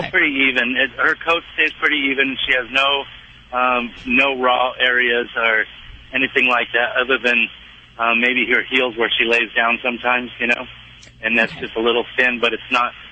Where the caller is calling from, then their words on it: Lemoore, California, United States; Um, I'm in Lemoore, California.